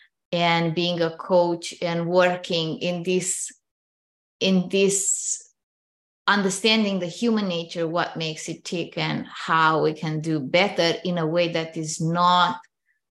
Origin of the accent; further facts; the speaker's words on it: Romania; moved away as an adult; now in Canada; I grew up in Romania, which is a communist country